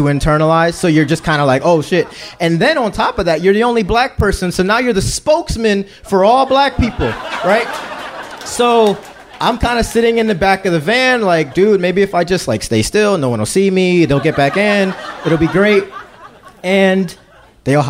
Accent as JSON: {"language": "English", "town": "Philadelphia", "region": "Pennsylvania", "country": "United States", "said": "I'm from Philly"}